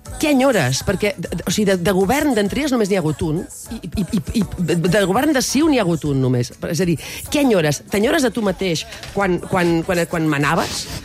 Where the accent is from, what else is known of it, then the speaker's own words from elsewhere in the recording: Catalonia, Spain; sóc xarnega